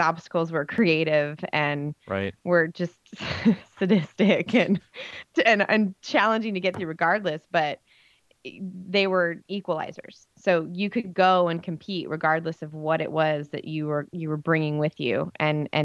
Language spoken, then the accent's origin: English; Nebraska, United States